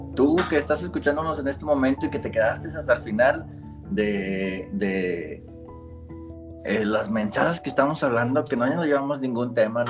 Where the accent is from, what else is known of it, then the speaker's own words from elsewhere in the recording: Monterrey, Nuevo León, Mexico; yo soy de Monterrey, no, no les dije, soy de acá de Monterrey, Nuevo León